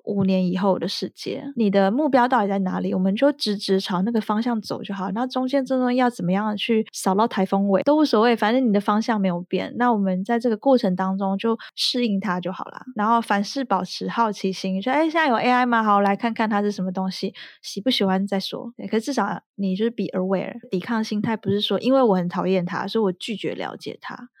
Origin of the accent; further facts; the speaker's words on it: Taiwan; now in France; 我回台湾的时候